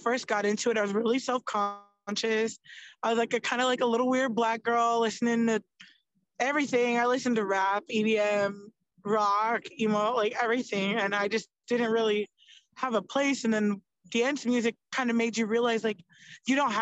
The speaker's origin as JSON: {"language": "English", "region": "Florida", "country": "United States", "tie": "born or raised there", "moved": "yes", "lives_now": "North Las Vegas, United States", "said": "I grew up in Florida."}